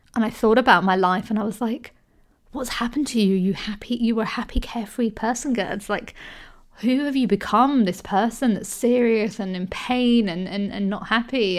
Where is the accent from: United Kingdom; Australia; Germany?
United Kingdom; I grew up in the U K, And I'm Indian, but also I'm British